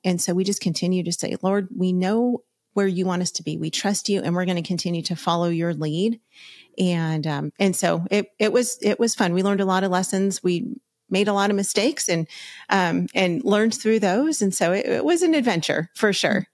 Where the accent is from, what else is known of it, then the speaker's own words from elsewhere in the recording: Los Angeles County, California, United States; We're from Los Angeles County